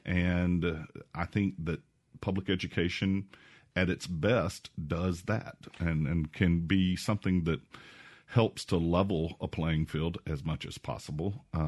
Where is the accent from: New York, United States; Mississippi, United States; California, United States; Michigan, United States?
Mississippi, United States; Jackson; also born or lived in New Haven, Connecticut / Georgia; Yeah, born and raised in Jackson. Went to school down in Rankin County at Richland High School.